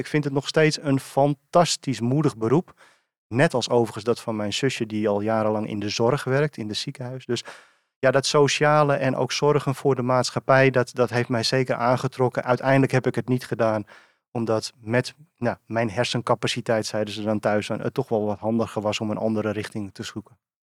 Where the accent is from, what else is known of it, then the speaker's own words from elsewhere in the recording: Purmerend, North Holland, Netherlands; also born or lived in Beemster; geboren en getogen in Purmerend